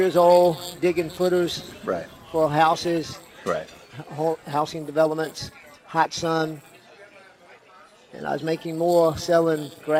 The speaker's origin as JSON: {"language": "English", "region": "South Florida", "country": "United States", "tie": "born or raised there", "said": "I grew up in South Florida."}